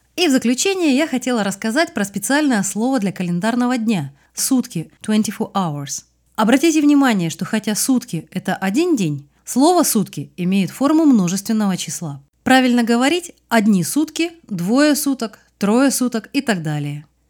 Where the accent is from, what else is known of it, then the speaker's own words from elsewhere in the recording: Russia; Утро в Москве наступает на три часа позже, чем в моем родном городе.